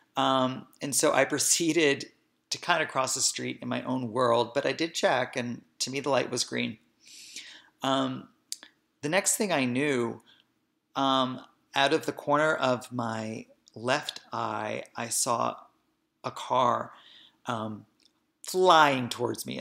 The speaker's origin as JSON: {"language": "English", "town": "Hoboken", "region": "New Jersey", "country": "United States", "tie": "born or raised there", "said": "I was born and raised in Hoboken, New Jersey"}